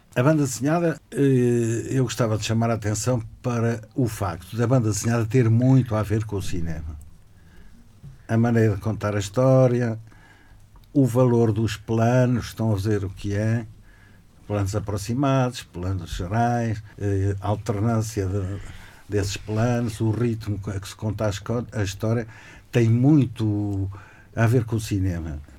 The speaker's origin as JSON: {"language": "Portuguese", "country": "Portugal", "tie": "born or raised there", "moved": "yes", "lives_now": "Braga, Portugal", "said": "eu vivo em Braga há bastantes anos, nasci em Alvar"}